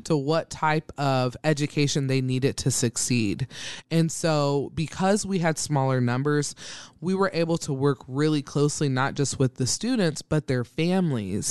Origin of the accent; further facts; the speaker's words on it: Troy, Ohio, United States; moved away as an adult; also born or lived in Dayton, Ohio; now in Omaha, Nebraska, United States; I am from a small town called Troy, Ohio, um, where I was born and raised from the time I came out of my mother's womb to, I was, when I was eighteen, and then I moved to Dayton, Ohio